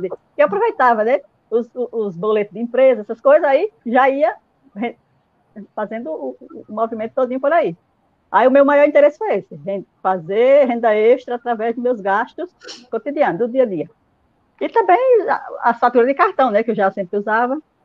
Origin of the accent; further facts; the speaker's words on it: Alagoas, Brazil; now in Sergipe, Brazil; eu moro aqui em Sergipe, em Baúba, e, mas sou alagoana, né? Há 21 anos que estou aqui morando em Sergipe